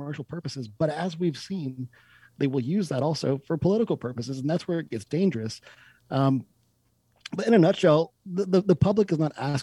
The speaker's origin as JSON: {"language": "English", "country": "United States", "said": "as an American"}